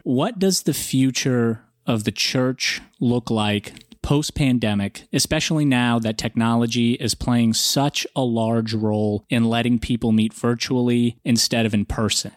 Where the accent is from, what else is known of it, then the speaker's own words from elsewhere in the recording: Atlanta, Georgia, United States; also born or lived in Russia; I'm, I'm from Russia. My parents didn't grow up in a religious country under communism. You know, we didn't practice religion. So we never really had an opportunity, nor did we really understand or want uh, to understand uh, what r- religion was. And I grew up in Atlanta